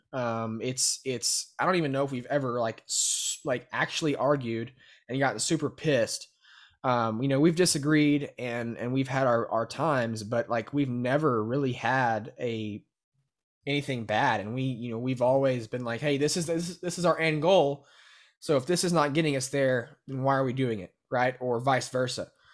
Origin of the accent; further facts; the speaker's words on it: Brenham, Texas, United States; I was born and raised in Brenham